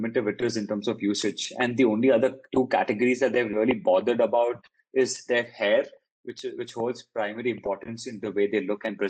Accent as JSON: {"language": "English", "country": "India", "tie": "born or raised there", "also_born_or_lived": "Paris", "said": "an Indian grown guy"}